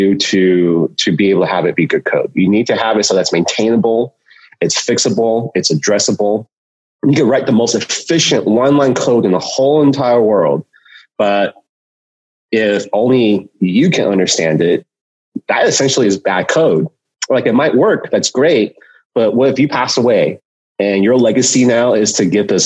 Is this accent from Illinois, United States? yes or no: no; Cupertino, California, United States; I grew up in Cupertino. I grew up in Silicon Valley. So I've been here almost my whole entire life